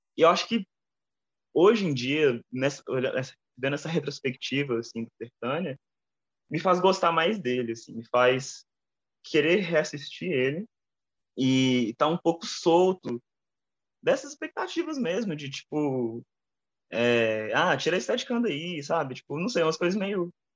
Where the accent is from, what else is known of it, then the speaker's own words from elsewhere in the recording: Brazil; eu sou brasileiro